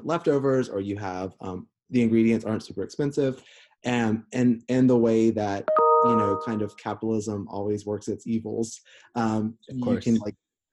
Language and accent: English; North Central Florida, United States; growing up as a queer person in the deep rural South of North Central Florida